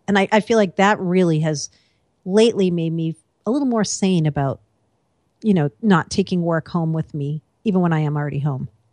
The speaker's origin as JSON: {"language": "English", "region": "East Coast", "country": "United States", "also_born_or_lived": "Seattle", "moved": "yes", "lives_now": "New York, United States", "said": "I am an East Coaster"}